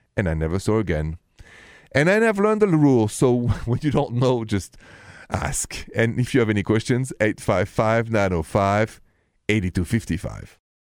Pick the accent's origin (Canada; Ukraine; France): France; accent: thick, goofy; English is a second language; moved away as an adult; now in United States; I come from France, and with that, my thick, goofy accent.